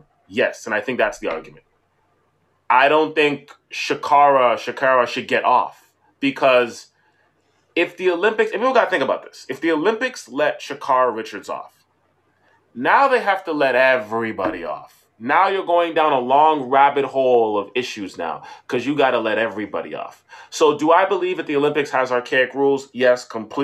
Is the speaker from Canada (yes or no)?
yes; Canada; Being a Canadian